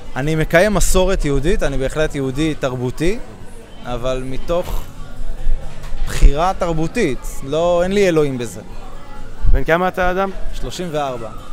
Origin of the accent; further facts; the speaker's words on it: Jerusalem, Jerusalem District, Israel; הייתה לי ילדות אמונית, אני ירושלמי ממוצע